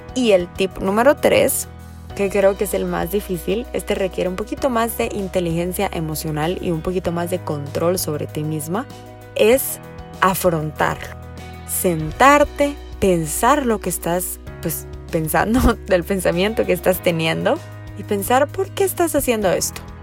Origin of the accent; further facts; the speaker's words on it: Guatemala; soy psicóloga clínica de Guatemala